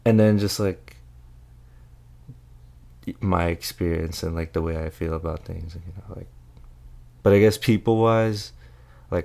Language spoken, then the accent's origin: English; Philippines; moved away; when I was growing up in the Philippines